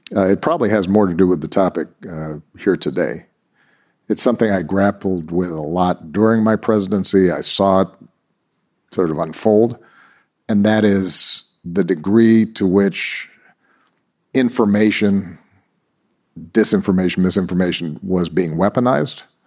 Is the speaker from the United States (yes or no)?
yes; Honolulu, Hawaii, United States; I was born in Honolulu, Hawaii